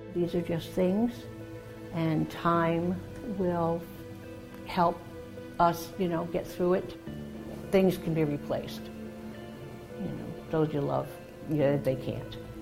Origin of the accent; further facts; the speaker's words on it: Massachusetts, United States; now in Jacksonville, United States; I grew up in Massachusetts, a small town on the south coast, and the military brought me here